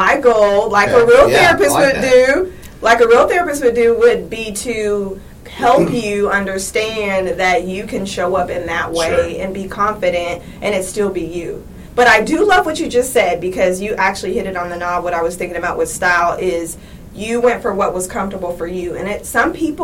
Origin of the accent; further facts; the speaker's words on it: Seattle, Washington, United States; moved away as an adult; I am originally from Seattle, Washington